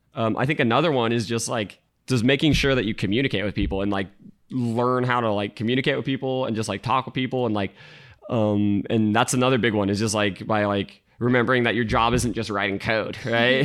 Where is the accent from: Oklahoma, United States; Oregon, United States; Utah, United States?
Utah, United States; moved away as an adult; now in San Francisco Bay Area, United States; I grew up in Utah